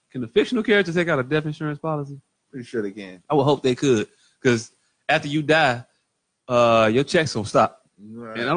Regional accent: Jacksonville, Mississippi, United States; from I'm from I'm from Jacksonville, Mississippi.

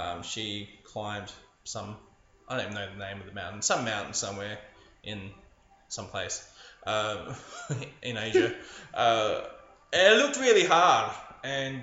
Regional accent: Adelaide, South Australia, Australia; moved away; also born or lived in Sydney; I was living in Sydney at the time, but I'm from Adelaide.

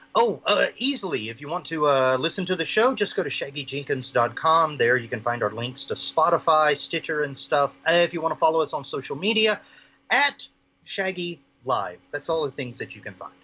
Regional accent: the South, United States; now in Maui, United States; I'm from the 50th state now. I'm originally from the South

